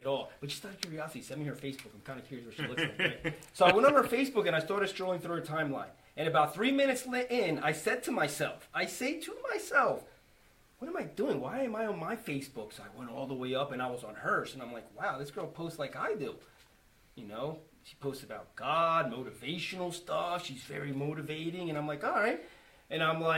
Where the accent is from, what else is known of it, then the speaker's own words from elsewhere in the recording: Schwenksville, Pennsylvania, United States; I'm from Schwanksville.